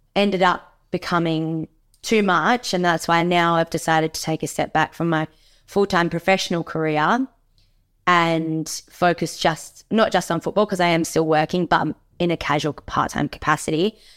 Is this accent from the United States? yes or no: no; Margaret River, Western Australia, Australia; growing up in Margaret River